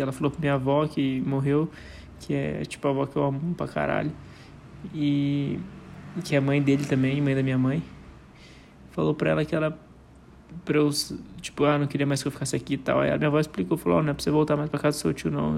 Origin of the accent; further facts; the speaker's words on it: Brazil; lá no São Lucas, lá perto de onde eu nasci, que eu morava no bairro do lado, que era o São Mateus.